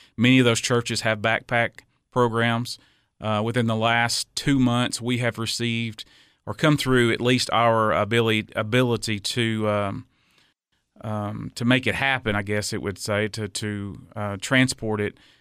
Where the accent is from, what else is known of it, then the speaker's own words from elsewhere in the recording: Cookeville, Tennessee, United States; I was born and raised here in Cookville.